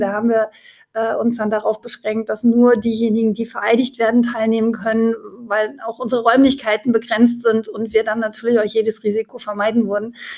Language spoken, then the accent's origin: German; Leipzig, Saxony, Germany; als Leipzigerin